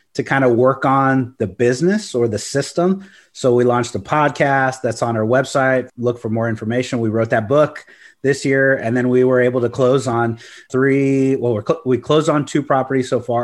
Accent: Corpus Christi, Texas, United States; now in San Antonio, United States; I grew up in Corpus Christi

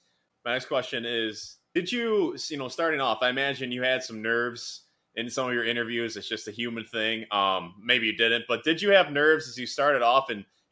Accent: Wisconsin, United States; my home state school

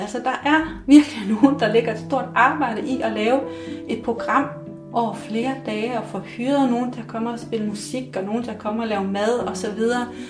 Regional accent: Mols, Central Denmark Region, Denmark; moved away as an adult; da jeg flyttede fra Mols

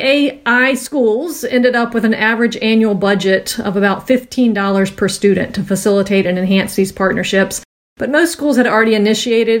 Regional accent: Virginia, United States; my home state

